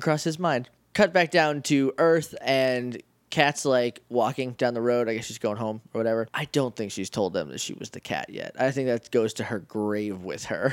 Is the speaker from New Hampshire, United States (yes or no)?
yes; New Hampshire, United States; I'm from New Hampshire